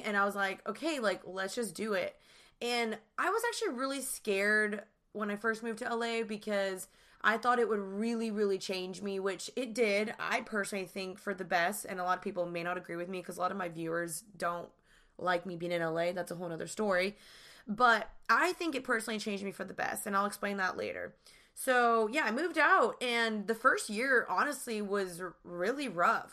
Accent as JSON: {"language": "English", "town": "Dallas", "region": "Texas", "country": "United States", "tie": "born or raised there", "also_born_or_lived": "Austin", "moved": "as an adult", "lives_now": "Los Angeles, United States", "said": "I'm originally from Dallas, and I moved to L A three years ago"}